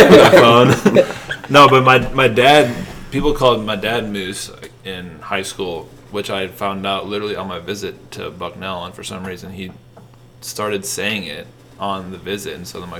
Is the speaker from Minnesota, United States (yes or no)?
yes; St. Paul, Minnesota, United States; moved away as an adult; now in Philadelphia, United States; Yeah, I'm from St. Paul. Okay. Like, right outside St. Paul.